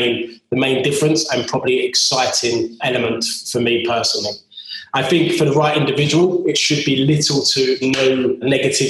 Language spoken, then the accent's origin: English; Cheshunt, East of England, United Kingdom; also born or lived in London / Brighton; my hometown, being from the London borders in Cheshunt.